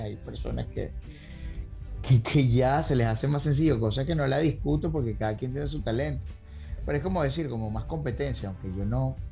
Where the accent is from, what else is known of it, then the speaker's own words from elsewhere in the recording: Caracas, Capital District, Venezuela; moved away as an adult; also born or lived in Carora, Lara; now in Orlando, United States; nací en, una hermosa ciudad llamada Carora, en el estado Lara. Ya mi viejo y mi vieja ya, ya vivían en Caracas